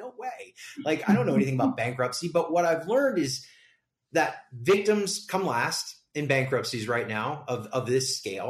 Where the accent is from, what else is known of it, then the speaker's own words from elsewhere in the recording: Las Vegas, Nevada, United States; there's a lot of work to be done here in my hometown, Las Vegas.